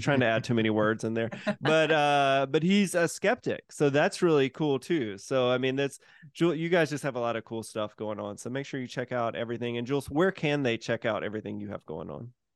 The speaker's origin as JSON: {"language": "English", "region": "Mississippi", "country": "United States", "moved": "yes", "said": "I'm from Mississippi originally"}